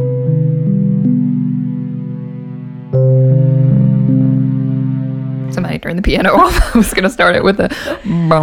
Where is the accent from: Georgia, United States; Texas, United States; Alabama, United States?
Alabama, United States; I'm from Alabama